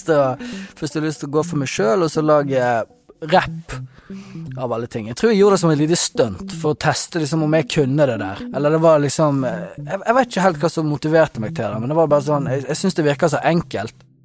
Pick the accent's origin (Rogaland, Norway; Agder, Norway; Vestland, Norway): Vestland, Norway; Dale; moved away as an adult; also born or lived in Bergen; eh, 31 år gammel mann fra Dali Sundfjord. Så det er der jeg kommer fra. Sogn og Fjordane.